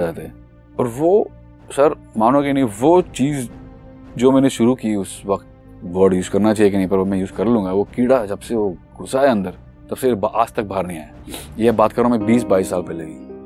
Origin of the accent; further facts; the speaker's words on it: Mumbai, Maharashtra, India; मैं बॉम्बे का ही पला बड़ा हूँ मुंबई शहर का पला बड़ा लड़का हूँ